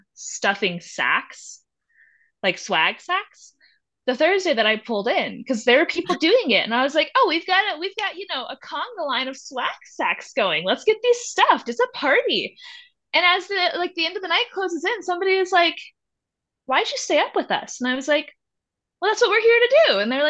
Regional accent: the South, United States; now in Durango, United States; Like, yeah, I grew up in the South, but like Durango is my home.

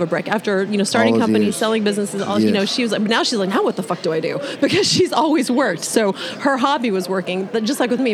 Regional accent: West Texas, United States; I'm from West Texas

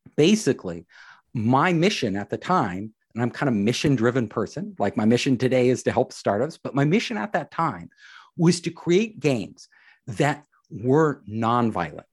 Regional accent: San Francisco Bay Area, California, United States; I am from the San Francisco Bay Area

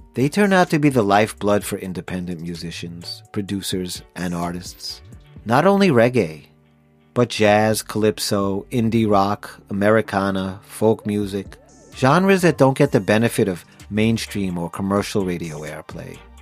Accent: Long Island, New York, United States; Growing up in Long Island

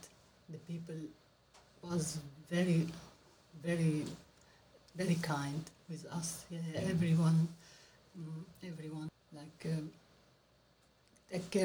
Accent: Aleppo, Aleppo Governorate, Syria; English is a second language; moved away as an adult; now in Australia; I'm from Syria. My background is Syria, from Aleppo. I came here 2016.

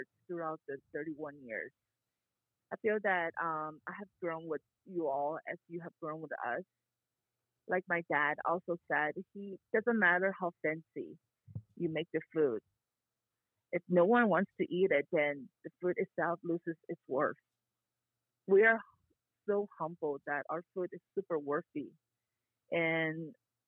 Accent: Buford Highway, Georgia, United States; also born or lived in Korea; I was born in Korea, I feel like part of my childhood, my like college years, everything, I spent it my entire time in Buford Highway.

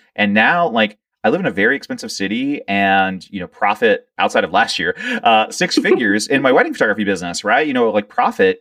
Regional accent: Georgetown, Delaware, United States; moved away; also born or lived in Lewes, Delaware; I was born in Lewis, Delaware, but I was raised in Georgetown, Delaware

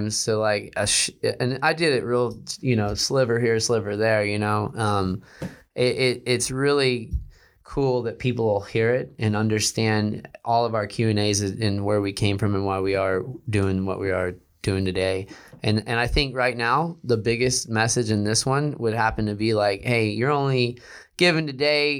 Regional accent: Houston, Texas, United States; I came from Houston

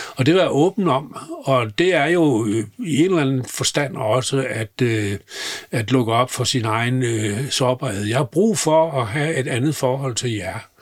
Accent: Southern Jutland, Southern Denmark, Denmark; moved away; jeg er sønderjyde og har levet og opvokset, vokset op i grænselandet

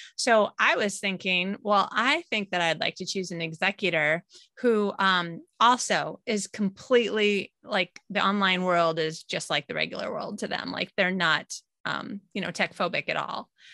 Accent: United States; moved away as an adult; now in Sweden; I'm an American citizen, but living in Sweden. All of my family is in the U S.

